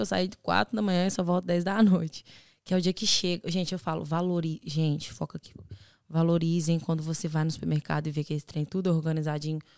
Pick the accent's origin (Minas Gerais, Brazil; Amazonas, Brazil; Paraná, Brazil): Minas Gerais, Brazil; Belo Horizonte; now in Ireland; Eu sou de Belo Horizonte